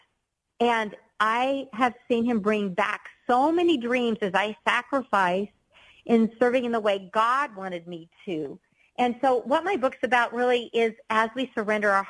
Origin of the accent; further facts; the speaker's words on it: Colorado, United States; moved away as an adult; also born or lived in Indianapolis; I was born and raised in Colorado